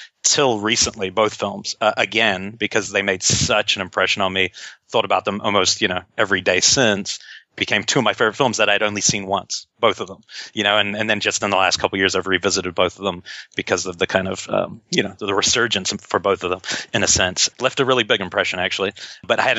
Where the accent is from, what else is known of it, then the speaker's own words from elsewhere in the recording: New Zealand; I grew up in New Zealand.